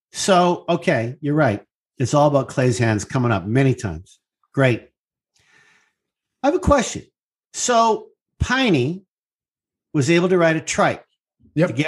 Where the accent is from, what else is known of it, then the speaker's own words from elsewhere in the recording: Canada; I'm Canadian.